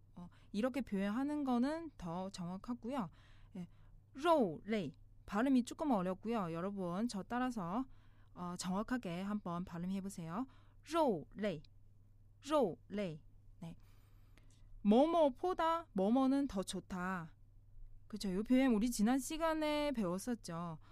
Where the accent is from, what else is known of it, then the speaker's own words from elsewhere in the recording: China; now in South Korea; 중국에서 온